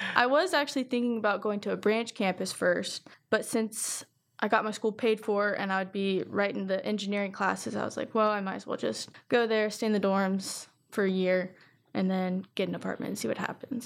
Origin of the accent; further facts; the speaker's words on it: Circleville, Ohio, United States; I'm from Circleville started school in 2019